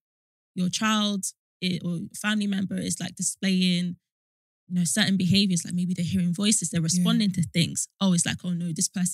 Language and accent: English; Nigeria; And because even within like, I'm Nigerian and yeah.